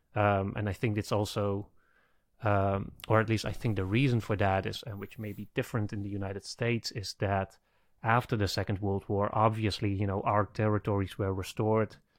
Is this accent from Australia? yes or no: no; Netherlands; I'm from the Netherlands. My country was occupied by the Germans